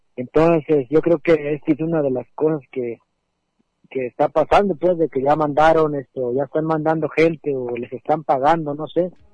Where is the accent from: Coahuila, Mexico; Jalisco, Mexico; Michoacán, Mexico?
Jalisco, Mexico; San Lorenzo de Azqueltán; de la comunidad de San Lorenzo de Azcaltán.